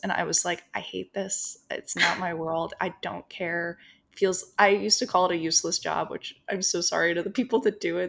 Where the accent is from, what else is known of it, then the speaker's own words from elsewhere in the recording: New Jersey, United States; moved away as an adult; now in Los Angeles, United States; So I grew up in New Jersey